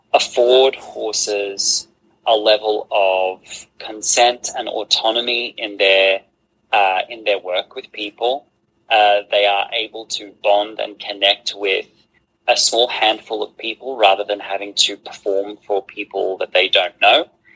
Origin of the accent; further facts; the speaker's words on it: Australia; now in Andalusia, Spain; I am an Australian horse trainer and hoof care provider currently living in Andalusia in southern Spain.